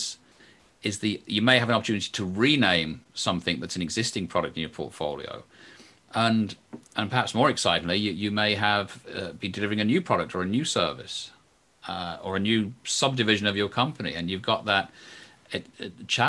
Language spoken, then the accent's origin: English; England, United Kingdom; I'm English